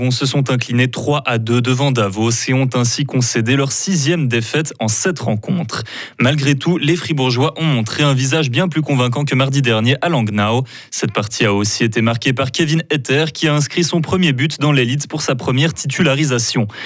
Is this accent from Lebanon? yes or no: yes; Beirut, Beirut Governorate, Lebanon; je suis de Beyrouth